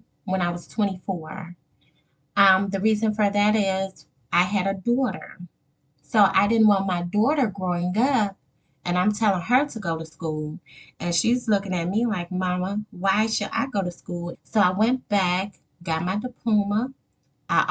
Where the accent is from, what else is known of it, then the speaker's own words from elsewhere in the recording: Gary, Indiana, United States; moved away as an adult; also born or lived in Wisconsin / Michigan; born and raised in Gary, Indiana.